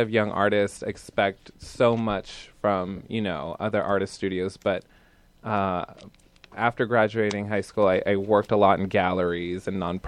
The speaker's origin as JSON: {"language": "English", "town": "Bethlehem", "region": "Pennsylvania", "country": "United States", "tie": "born or raised there", "moved": "yes", "said": "I'm from Bethlehem, Pennsylvania. I went to a charter arts high school there"}